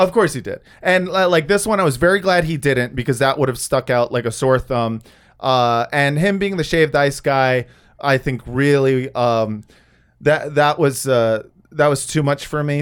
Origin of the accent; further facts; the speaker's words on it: California, United States; I am from California